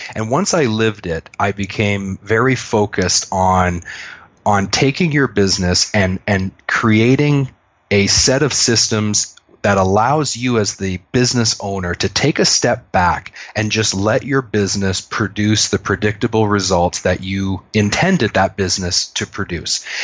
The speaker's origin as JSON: {"language": "English", "country": "Canada", "said": "I'm a Canadian."}